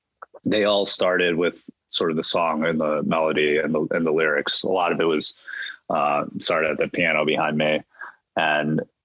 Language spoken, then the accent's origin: English; Midwest, United States; I was doubly skeptical of therapy because I'm from the Midwest and I'm Asian, right?